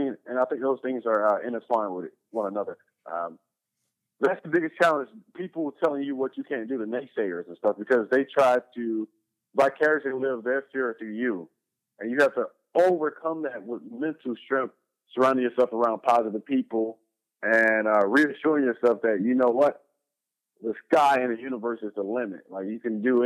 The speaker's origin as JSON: {"language": "English", "town": "Atlanta", "region": "Georgia", "country": "United States", "tie": "born or raised there", "moved": "yes", "lives_now": "Los Angeles, United States", "said": "native, born and raised in Atlanta, Georgia, currently residing in Los Angeles, California"}